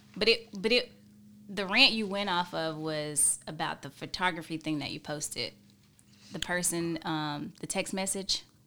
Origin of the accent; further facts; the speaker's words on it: Hickory, North Carolina, United States; I am from Hickory, North Carolina